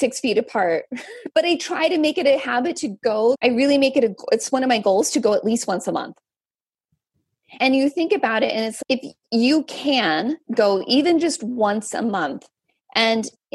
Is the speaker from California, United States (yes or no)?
yes; Central Valley, California, United States; I grew up in the Central Valley